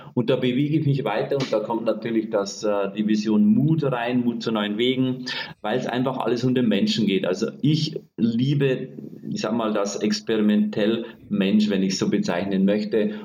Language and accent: German; Bavarian Forest, Germany; accent: Bavarian; Also ich komme ursprünglich aus Bayern, aus dem Bayerischen Wald, bin sehr einfach aufgewachsen